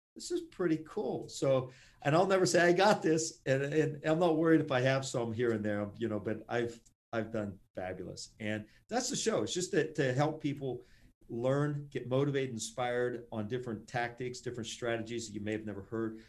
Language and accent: English; Pittsburgh, Pennsylvania, United States; Pittsburgh, my hometown, and right where I'm